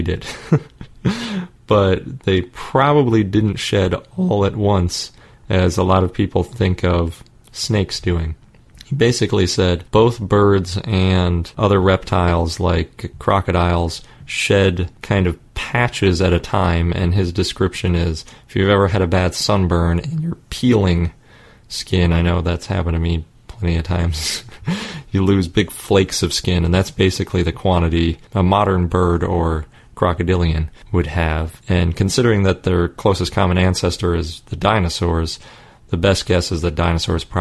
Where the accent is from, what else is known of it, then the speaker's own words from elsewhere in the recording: Milwaukee, Wisconsin, United States; I grew up in Milwaukee